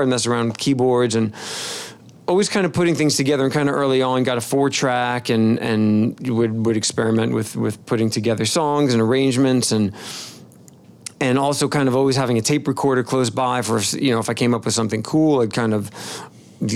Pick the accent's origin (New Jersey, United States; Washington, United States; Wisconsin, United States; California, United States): New Jersey, United States; Rutherford; moved away as an adult; now in Memphis, United States; From New Jersey, northern New Jersey, town called Rutherford, I grew up